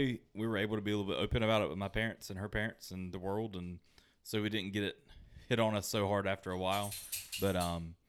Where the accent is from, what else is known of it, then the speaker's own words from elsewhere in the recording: United States; growing up in America